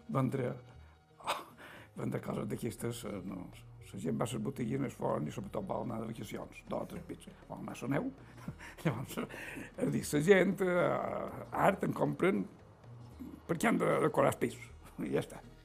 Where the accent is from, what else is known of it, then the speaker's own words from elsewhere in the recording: Es Llombards / Concos, Mallorca, Balearic Islands, Spain; jo vaig néixer aquí als Concos